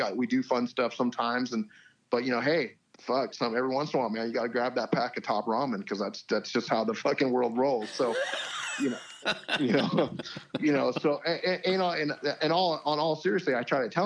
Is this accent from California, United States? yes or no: yes; Hemet, California, United States; I'm born and raised in Hemet.